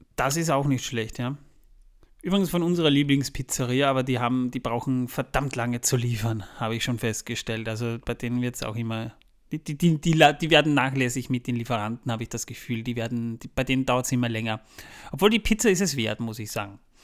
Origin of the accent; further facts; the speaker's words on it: Austria; Wir kommen extra aus Österreich angereist